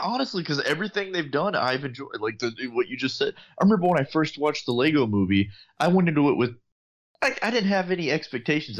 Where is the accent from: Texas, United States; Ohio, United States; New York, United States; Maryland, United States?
Texas, United States; San Antonio; growing up in San Antonio